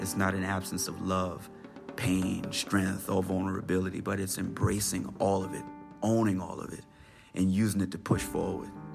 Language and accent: English; Pineville, South Carolina, United States; Growing up where I grew up in Pineville, in the low country of South Carolina